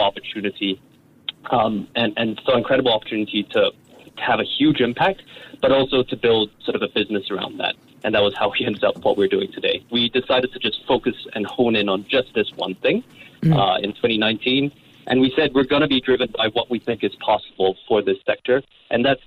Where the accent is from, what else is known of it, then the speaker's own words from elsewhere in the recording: Brunei; I grew up in Brunei